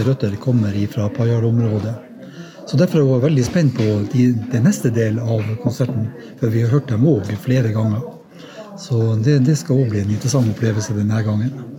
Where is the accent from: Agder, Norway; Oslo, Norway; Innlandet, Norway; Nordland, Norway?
Nordland, Norway; Herjangen; Kommer fra et, ei lita bygd som heter Herjangen. Eh, ser rett over til Narvik fra hjemplassen min.